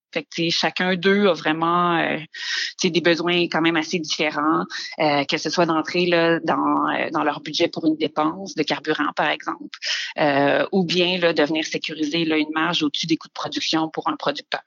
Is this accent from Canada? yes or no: yes; Quebec City, Quebec, Canada; moved away as an adult; also born or lived in North Africa; now in Montreal, Canada; Je viens de la région de Québec, donc j'ai fait là, mon primaire, secondaire dans la région de Québec, aussi également là un petit peu en Afrique du Nord là, ah au lycée français